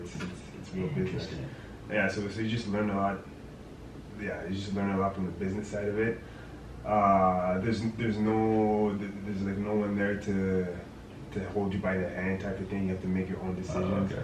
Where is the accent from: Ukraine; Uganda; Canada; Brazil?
Canada; Sudbury, Ontario; I'm from Sudbury.